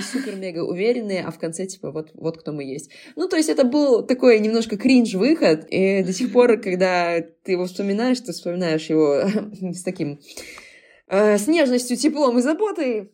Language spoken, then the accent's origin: Russian; Belarus; мы как белорусы